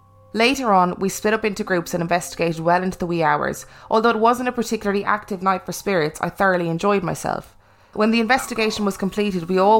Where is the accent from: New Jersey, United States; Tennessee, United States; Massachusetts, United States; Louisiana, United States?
Massachusetts, United States; Canton; now in Ireland; I was born and raised in Canton, Massachusetts, to a middle-class family.